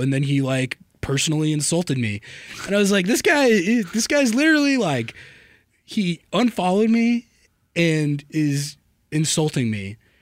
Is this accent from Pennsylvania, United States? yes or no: no; Santa Fe, New Mexico, United States; now in Seattle, United States; I'm from Santa Fe, New Mexico